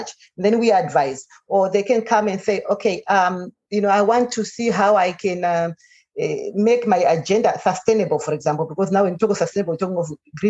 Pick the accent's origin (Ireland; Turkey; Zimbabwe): Zimbabwe; I'm from Zimbabwe